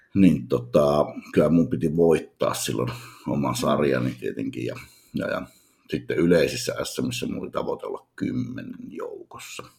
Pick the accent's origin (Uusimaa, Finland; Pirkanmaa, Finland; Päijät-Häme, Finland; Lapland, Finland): Lapland, Finland; Utsjoki; moved away; oon kotoisin pohjoisesta hyvin pienestä kylästä